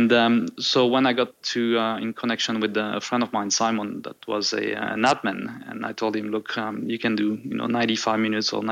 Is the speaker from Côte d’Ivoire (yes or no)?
yes; Côte d’Ivoire; born or raised there; moved away as an adult; also born or lived in Marseille, France / San Diego, California, United States; now in Nelson Bay, Australia